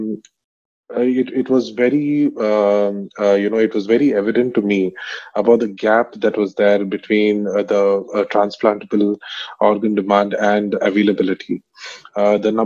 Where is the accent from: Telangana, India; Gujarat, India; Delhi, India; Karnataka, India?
Karnataka, India; Bangalore; also born or lived in Middle East / Vellore; I grew up in Bangalore